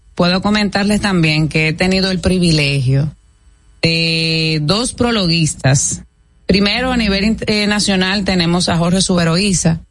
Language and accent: Spanish; Dominican Republic